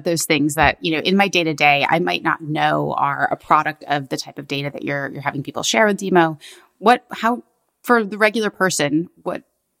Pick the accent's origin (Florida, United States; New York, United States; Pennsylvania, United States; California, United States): New York, United States; New York City; I'm a New Yorker, so I think we can call that a transit-dense area.